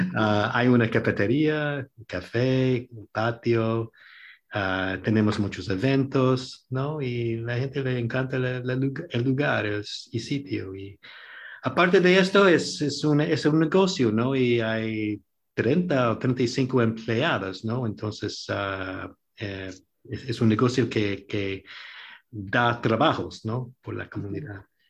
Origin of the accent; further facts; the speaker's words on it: New York, United States; moved away as an adult; now in Bloomington, United States; Yo soy de Nueva York